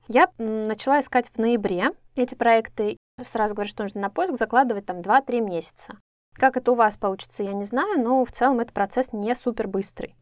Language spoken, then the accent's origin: Russian; Russia; мы, да, люди из России